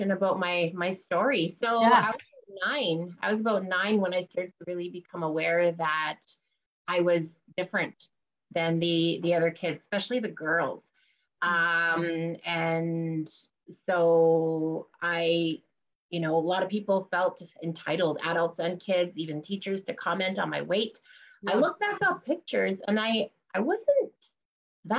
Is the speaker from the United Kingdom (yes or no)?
no; Moose Factory, Ontario, Canada; I'm from Moose Factory. It's an island